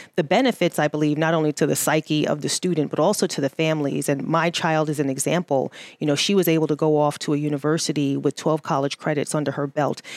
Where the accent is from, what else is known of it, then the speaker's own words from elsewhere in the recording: New York City, New York, United States; moved away; I am originally from New York City